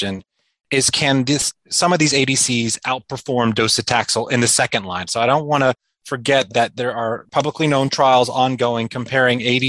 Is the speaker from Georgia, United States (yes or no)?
yes; South Georgia, United States; moved away as an adult; also born or lived in New York City; now in Washington, D.C., United States; I grew up in South Georgia and, you know, well below the perimeter of Atlanta, which is an important distinction